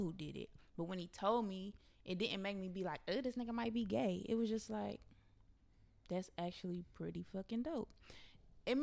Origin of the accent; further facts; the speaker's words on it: North Carolina, United States; now in Los Angeles, United States; I'm from North Carolina.